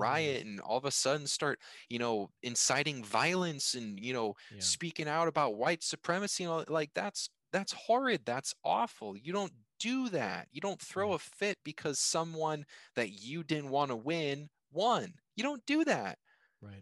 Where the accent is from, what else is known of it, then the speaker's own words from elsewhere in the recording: United States; I was born in America, or yeah, I was born in America. You know, I'm an American. I live in America